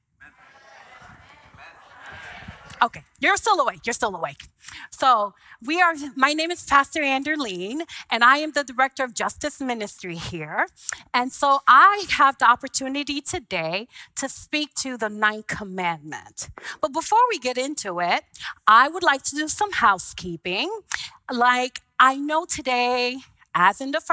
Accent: Haiti; moved away; I was an immigrant from Haiti

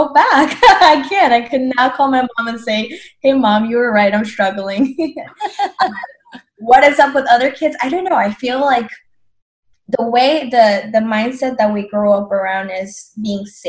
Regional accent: Colombia; now in United States; I'm from Colombia, born and raised

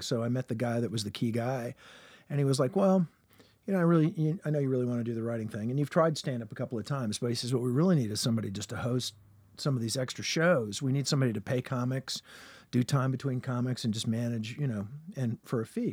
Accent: Richmond, Virginia, United States; I'm from Richmond, Virginia is my hometown

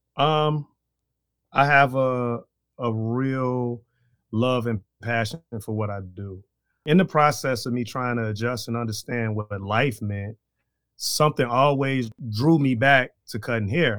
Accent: Chicago, Illinois, United States; moved away as an adult; now in Green Bay, United States; I am from Chicago, Illinois, to Wisconsin, way back in two thousand and one

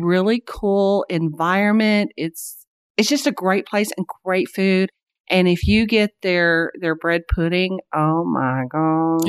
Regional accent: Springdale, Arkansas, United States; whenever I grew up in Springdale, there was, I think the population was like seven thousand.

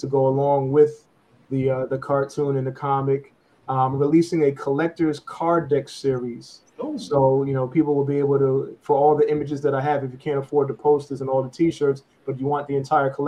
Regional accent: New York City, New York, United States; I'm from New York

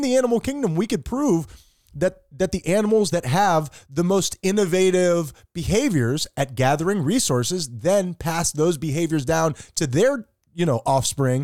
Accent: United States; I'm American

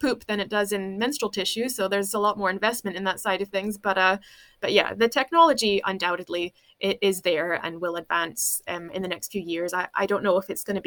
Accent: United States; moved away as an adult; now in Scotland, United Kingdom; I grew up in America in the 80s.

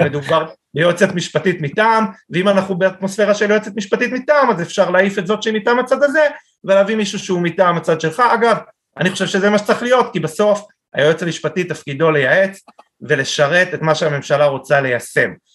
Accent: Israel

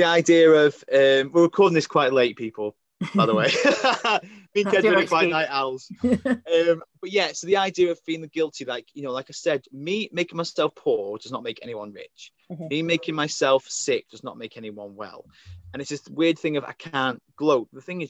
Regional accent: Crewe, North West England, United Kingdom; I think Crewe is the beginning of the north. I think we're classed as the north here.

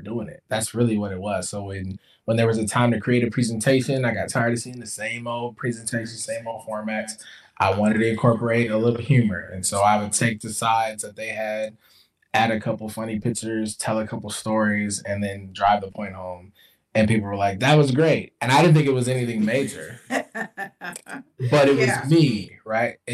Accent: Jackson, Mississippi, United States; moved away; also born or lived in Midwest; I was born in Jackson, Mississippi

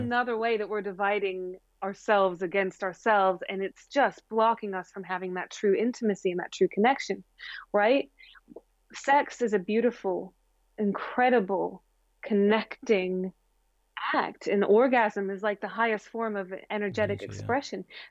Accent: Springfield, Missouri, United States; I grew up in the Bible Belt. I'm from Springfield, Missouri.

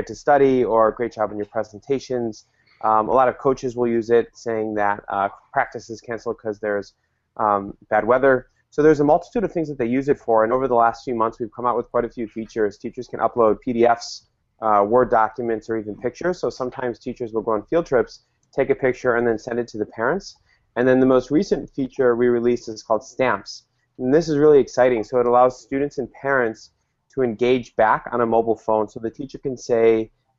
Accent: Chicago, Illinois, United States; now I am from Chicago

